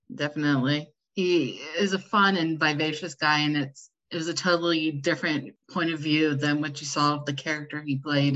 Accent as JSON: {"language": "English", "country": "United States", "said": "I am from the United States, as you can tell by my lovely accent"}